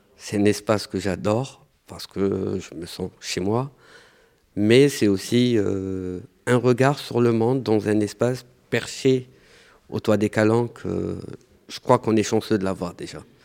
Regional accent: Algeria; now in Marseille, France; je suis algérien, je suis diplômé de l'école des beaux-arts et je travaille en tant que moniteur

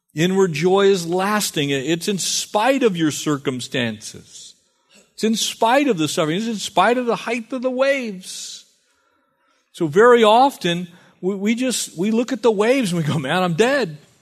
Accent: San Diego County, California, United States; growing up in San Diego County

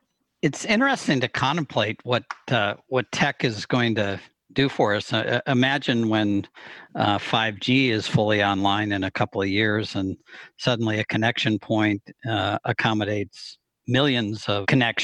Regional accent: Chicago, Illinois, United States; Chicago-based Oak Street, in Kyle and my hometown here

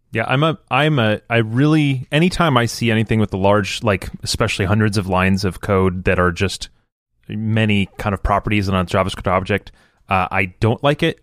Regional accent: Michigan, United States; now in Florida, United States; I live in a place where there's almost no seasons and I grew up in Michigan

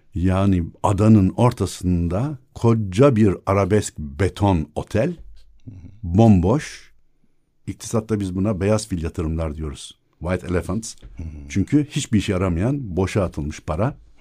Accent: Istanbul, Turkey; also born or lived in Burgazada; Doğma büyüme yok büyüme demeyeyim de doğma büyük ada 1964'e kadar ondan sonra Burgazada.

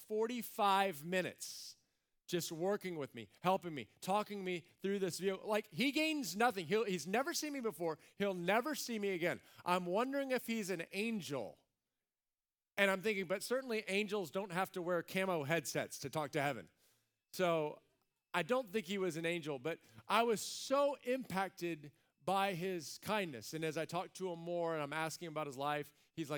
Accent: United States; we're American

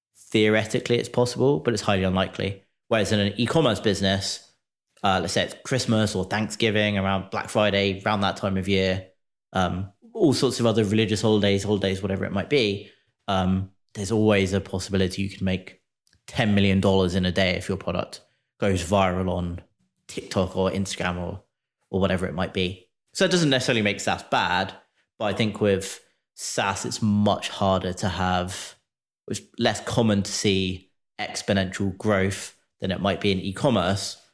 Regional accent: United Kingdom; now in United States; As a Brit living in the U S

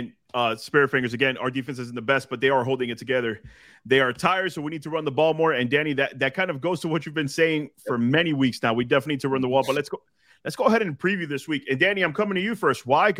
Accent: Florida, United States; Born and raised in South Florida, and I rock shorts and a tank top in 40 degree weather.

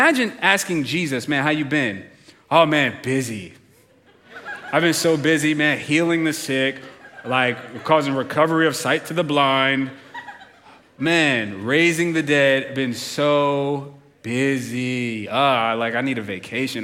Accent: United States; as an American

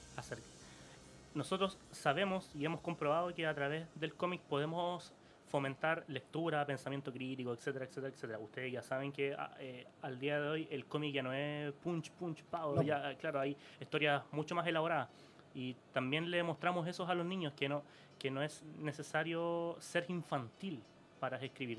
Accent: Santiago, Santiago Metropolitan Region, Chile; como somos de La Pintana

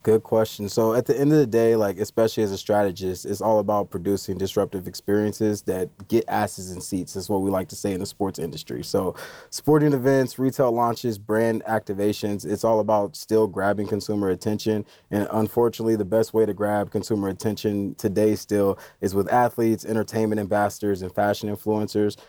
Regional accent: Indiana, United States; I'm from Indiana

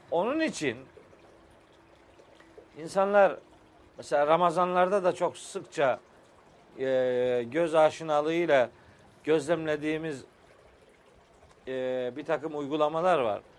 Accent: Trabzon, Turkey; Bizim oralarda Ahmet Bey biliyorsun ben Trabzonluyum. Bizim orada da fıkralaşmış bir şey anlatılır.

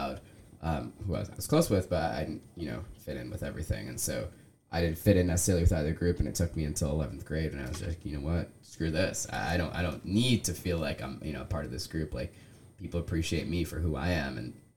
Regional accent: United States; growing up in America

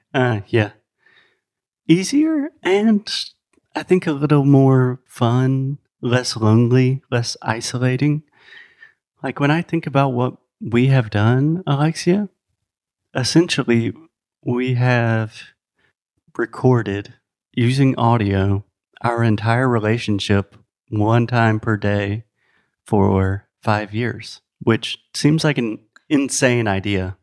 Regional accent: South Carolina, United States; first language English; moved away; I'm from the United States, originally from South Carolina.

